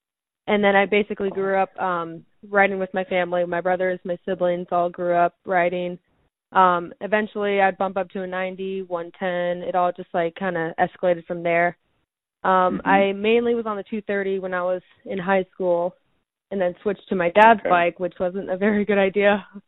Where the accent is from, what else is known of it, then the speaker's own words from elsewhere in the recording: San Jose, California, United States; also born or lived in Sacramento, California; So I grew up in the Bay Area, California, so San Jose. I was originally born in Sacramento, but then we moved to San Jose when I was around 4